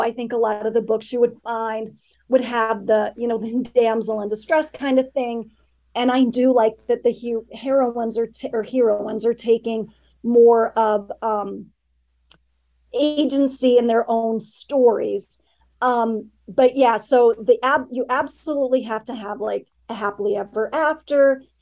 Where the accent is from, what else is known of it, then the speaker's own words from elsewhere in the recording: Grand Junction, Colorado, United States; I grew up in Western Colorado. Blue Larkspur, the town where it's set, it uh, doesn't exist, but it's based very loosely on the place that I grew up, which is Grand Junction